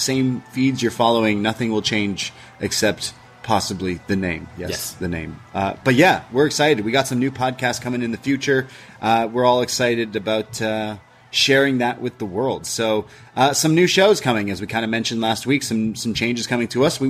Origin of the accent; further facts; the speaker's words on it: Canada; I'm Canadian. We don't learn a lot of American history in schools growing up, because we learn about Canadian history.